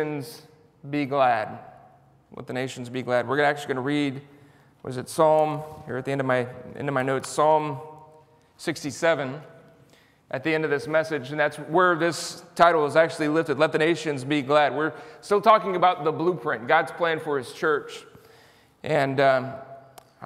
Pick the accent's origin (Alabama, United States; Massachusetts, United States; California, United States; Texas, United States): Texas, United States; San Antonio; I'm from San Antonio, Texas.